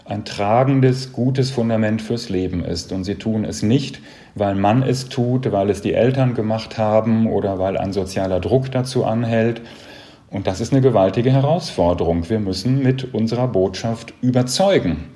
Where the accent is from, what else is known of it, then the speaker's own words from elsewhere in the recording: North Rhine-Westphalia, Germany; ich komme aus dem Sauerland, ländlicher Raum, katholisch geprägt. Ich hatte keine andere Wahl, als katholisch zu werden.